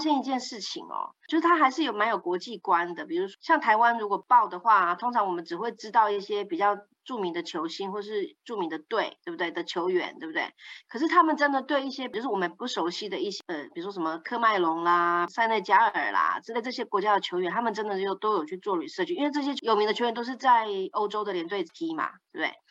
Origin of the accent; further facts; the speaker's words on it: Netherlands; 我是荷兰人